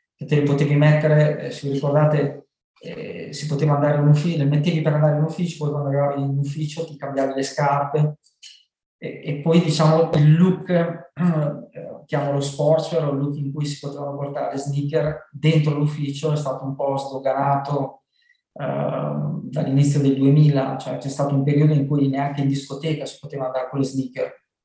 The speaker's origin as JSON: {"language": "Italian", "town": "Loiano", "region": "Emilia-Romagna", "country": "Italy", "said": "venne nel mio paese, si chiama Loiano"}